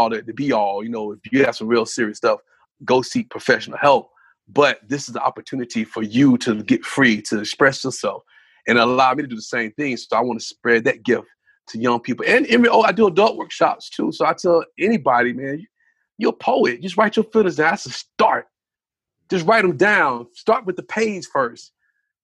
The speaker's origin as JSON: {"language": "English", "town": "Spartanburg", "region": "South Carolina", "country": "United States", "tie": "born or raised there", "lives_now": "Greenville, United States", "said": "Originally from Spartanburg, South Carolina. I'm in Greenville now. Born and bred in South Carolina"}